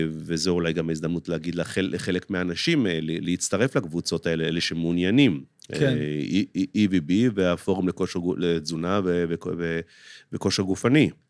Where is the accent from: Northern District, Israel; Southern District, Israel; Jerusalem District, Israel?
Northern District, Israel; Nahariya; יליד נהריה לחלוטין. כן, יליד כן, נהריה. כן, כן.